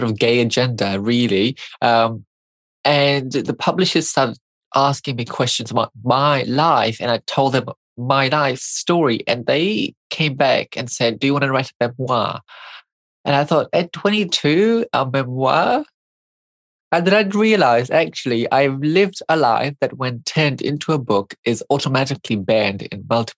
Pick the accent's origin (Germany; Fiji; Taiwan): Fiji; now in New Zealand; I grew up in Fiji